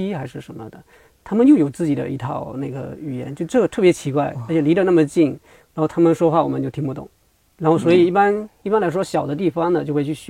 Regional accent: Shouning, Fujian, China; moved away; 就比如我们寿宁话这样来说的话，我们跟宁德跟福安其实是就可以沟通的，就语调不一样

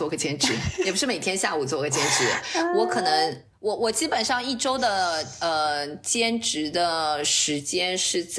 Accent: Shanghai, China; now in Norway; 因为就我因为我是呃从上海过来的，所以我会很很自觉的，我会 拿上海的物价跟挪威的物价做比较。

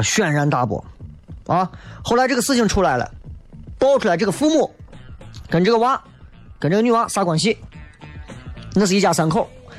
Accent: Xi'an, Shaanxi, China; 咦，我们西安人不行了，西安人就是就是生冷蹭倔嘛。西安人啊，俺西安人就是，哎，说话嗓门大就是爱叠肥啊，就是我。

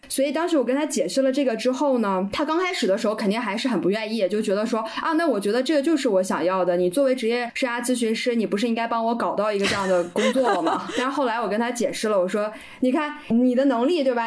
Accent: Northeast China, China; 我们东北话叫“死猪不怕开水烫”

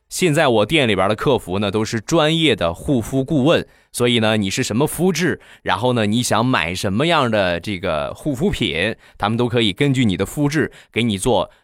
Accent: Rizhao, Shandong, China; 我家乡的特产，日照绿茶

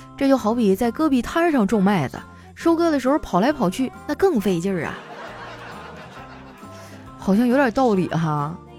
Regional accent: Northeast China, China; 我作为东北人

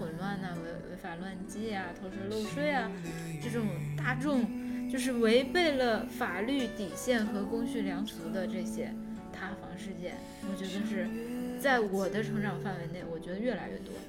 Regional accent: China; 但是我理解，就是说我作为中国人，别人说中国我不开心，

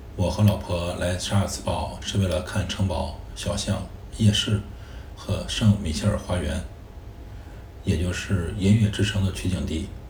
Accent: China; 我是中国人，我爱我的祖国

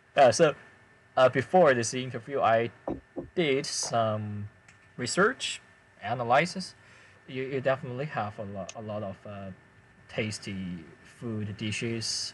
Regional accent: China; first language Chinese; English is a second language; I'm Chinese.

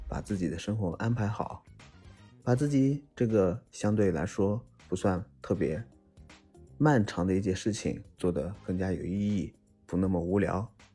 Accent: China; 对于我们中国人来说，很熟悉的春运

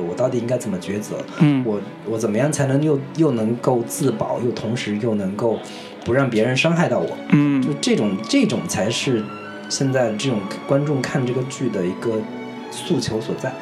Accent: China; 我们中国人

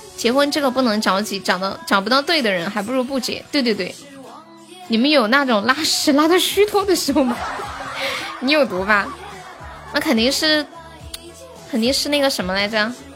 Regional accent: Sichuan, China; 你咋个晓得我是四川的

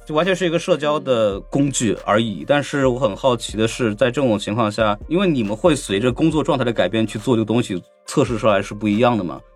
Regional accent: Shanghai, China; 我出生在上海嘛

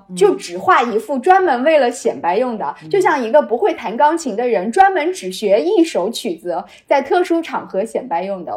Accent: Wuhu, Anhui, China; 合肥在我们芜湖人的心目当中是一个非常土的首都，我们都瞧不起它

